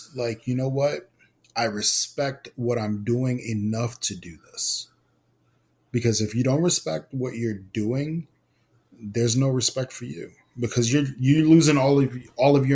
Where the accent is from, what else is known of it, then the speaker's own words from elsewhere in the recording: New York City, New York, United States; I was born and raised in Brooklyn, New York, Puerto Rican. I lived in East Flatbush